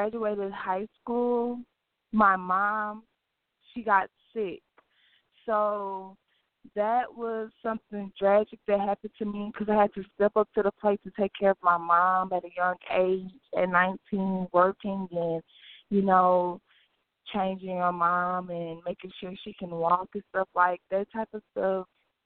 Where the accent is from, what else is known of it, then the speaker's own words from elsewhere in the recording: Beaumont, Texas, United States; I'm from Beaumont, Texas. Like, it's like a small city. Like, everybody knows everybody